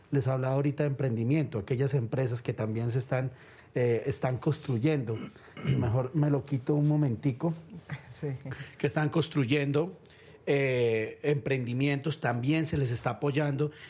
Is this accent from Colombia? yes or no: yes; Colombia; Y quiero empezar diciendo que aquí todos somos colombianos